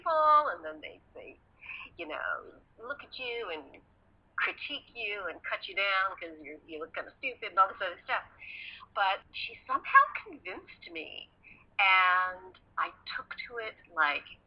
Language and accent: English; Edmonton, Alberta, Canada; I grew up in Canada, in Edmonton, Alberta